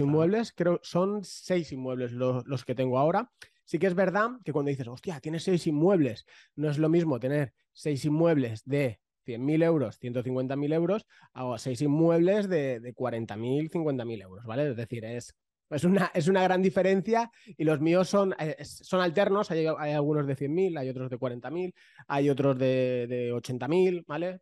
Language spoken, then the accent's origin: Spanish; Valencia, Valencian Community, Spain; yo soy de Valencia